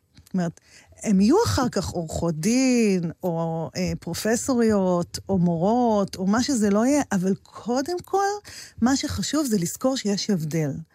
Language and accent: Hebrew; Maslul, Southern District, Israel; born or raised there